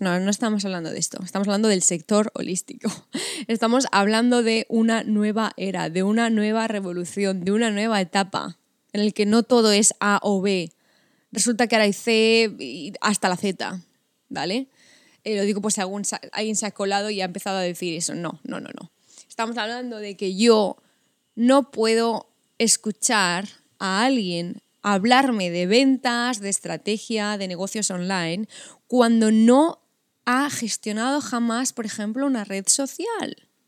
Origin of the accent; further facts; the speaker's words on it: Spain; La mayoría somos españolas